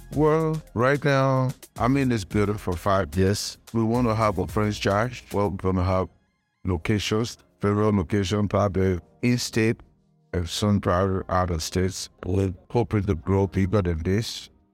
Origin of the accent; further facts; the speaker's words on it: Liberia; moved away; also born or lived in Ghana; my native country, I'm from Liberia.